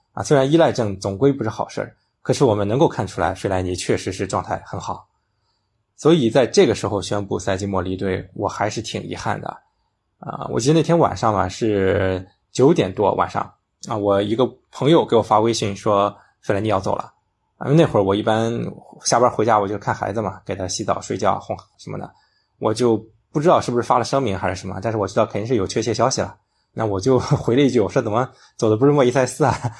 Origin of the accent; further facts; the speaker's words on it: China; 咱们是中国人啊，咱们习惯疯狂啊，而且家人就在身边